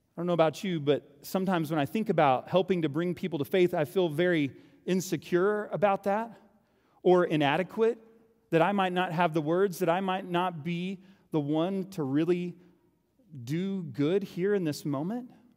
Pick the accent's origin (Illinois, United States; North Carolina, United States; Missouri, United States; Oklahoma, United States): Oklahoma, United States; moved away; I'm from Oklahoma.